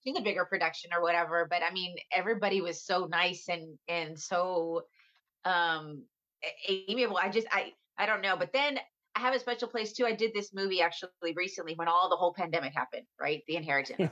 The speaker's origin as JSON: {"language": "English", "town": "San Antonio", "region": "Texas", "country": "United States", "moved": "yes", "lives_now": "Los Angeles, United States", "said": "I'm from San Antonio, Texas."}